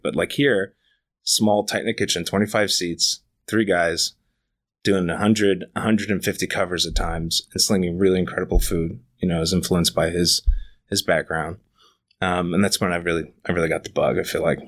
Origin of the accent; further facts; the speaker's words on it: New York, United States; moved away as an adult; now in Los Angeles, United States; I grew up Right in Manhattan